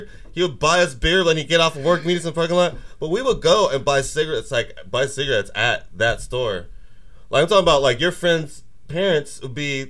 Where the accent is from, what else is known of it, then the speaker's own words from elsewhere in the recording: Oregon, United States; it was so easy for me to get cigarettes around Oregon when I was a kid.